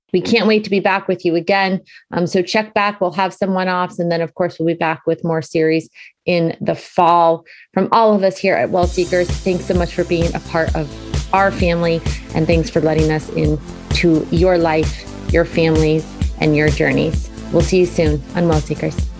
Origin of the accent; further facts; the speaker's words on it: Boston, Massachusetts, United States; now in Connecticut, United States; That's my hometown. Love Boston